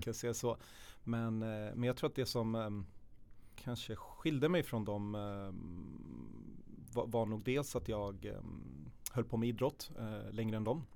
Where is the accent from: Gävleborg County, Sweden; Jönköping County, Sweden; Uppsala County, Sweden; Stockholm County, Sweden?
Stockholm County, Sweden; Södertälje; född och uppväxt i Södertälje, i Hopsjö